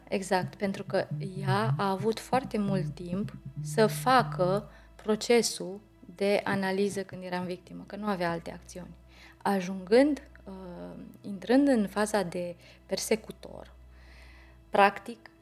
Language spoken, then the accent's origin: Romanian; Romania; în ADN-ul nostru ca români